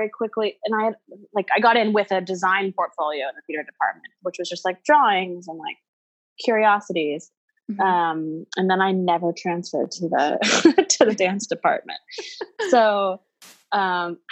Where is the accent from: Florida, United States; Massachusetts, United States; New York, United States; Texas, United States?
Texas, United States; Houston; I grew up in Houston